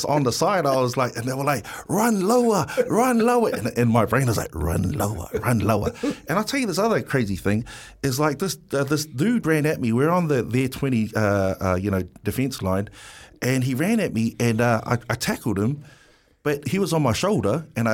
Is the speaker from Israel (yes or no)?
no; Wellington, New Zealand; Pōneke, I'm from Wellington, Pōneke. Island Bay, Lyle Bay, Newtown boy